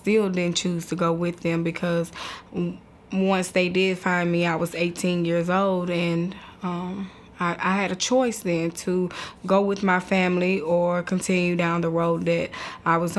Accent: Nashville, Tennessee, United States; I grew up in Nashville, Tennessee, born and raised here

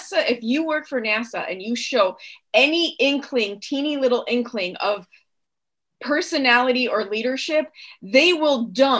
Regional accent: Chicago, Illinois, United States; I grew up in Chicago in the public schools in the 70s and 80s

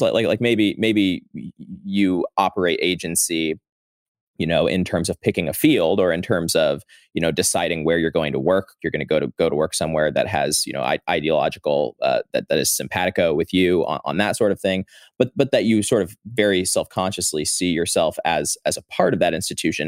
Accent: St. Louis, Missouri, United States; moved away as an adult; now in Washington, D.C., United States; I'm from Saint Louis. I, uh, have lived in D C since twenty seventeen

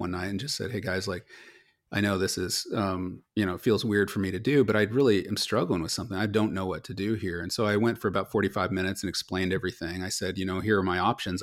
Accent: Silicon Valley, California, United States; also born or lived in Los Angeles / Philadelphia; I grew up here in Silicon Valley

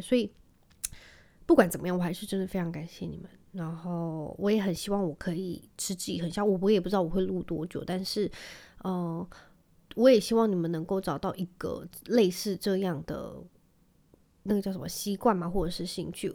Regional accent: Penghu County, Taiwan; 我记得我小时候在澎湖的时候

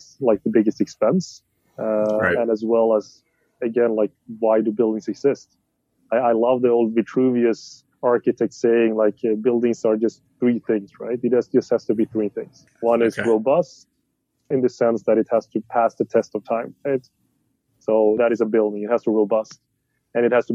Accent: Sweden; I'm from Sweden.

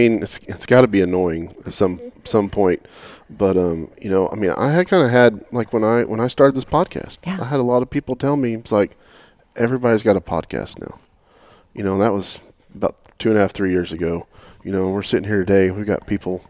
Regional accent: Oklahoma, United States; now in Texas, United States; when I grew up in Oklahoma

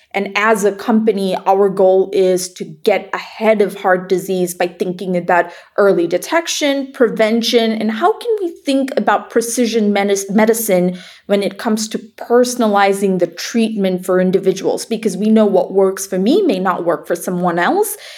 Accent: Malaysia; moved away as an adult; also born or lived in Iowa, United States; I grew up in Malaysia, and when I moved to uh, Iowa to go to the University of Iowa

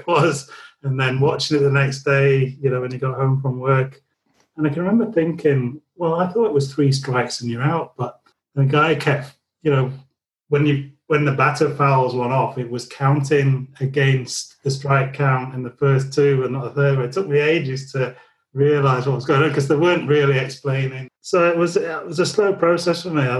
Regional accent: Leeds, Yorkshire and the Humber, United Kingdom; growing up in Leeds within earshot of Headingley

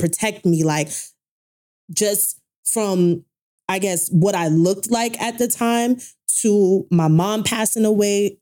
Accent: Brooklyn, New York, United States; a girl that grew up in Brooklyn

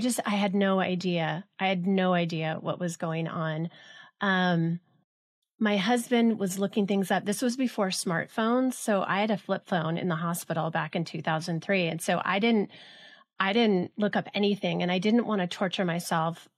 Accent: Los Alamitos, California, United States; born or raised there; also born or lived in Los Angeles

